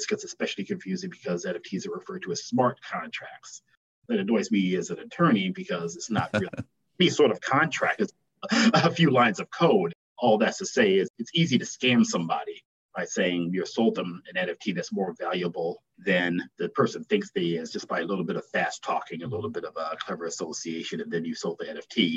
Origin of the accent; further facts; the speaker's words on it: Milwaukee, Wisconsin, United States; I was born and raised in Milwaukee.